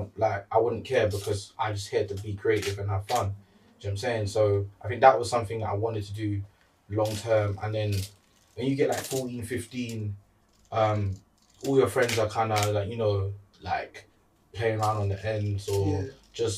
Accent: London, United Kingdom; accent: South London; I was born here, but majority of my family born in Jamaica

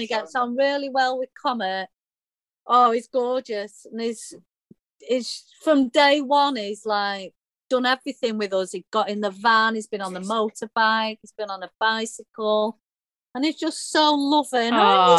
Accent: United Kingdom

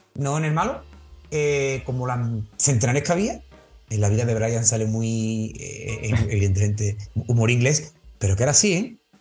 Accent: Carmona, Andalusia, Spain; una persona clave en mi vida salesiana aquí en Carmona

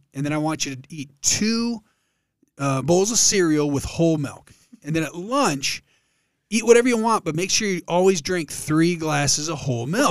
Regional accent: Allen Park, Michigan, United States; moved away as an adult; now in Columbus, United States; I grew up in Allen Park. Uh, it's a southwest Detroit suburb next to Dearborn

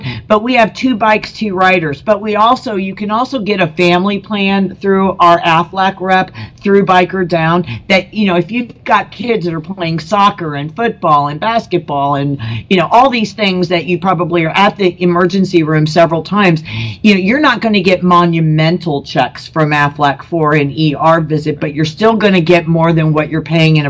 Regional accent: Colorado, United States; I'm from Colorado, and we have Red Rock, which has got all these steps

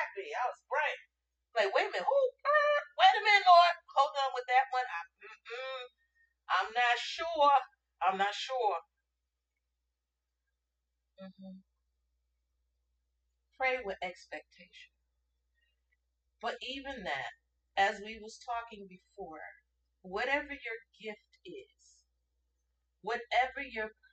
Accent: Hartford, Connecticut, United States; So I grew up in Hartford, Connecticut. I considered that my home because that's where I grew up.

